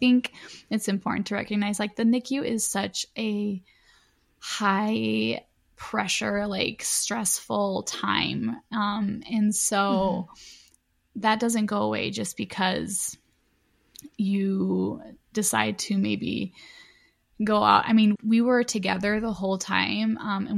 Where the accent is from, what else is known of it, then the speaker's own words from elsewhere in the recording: Chicago, Illinois, United States; we're from Chicago, or the surrounding cities of Chicago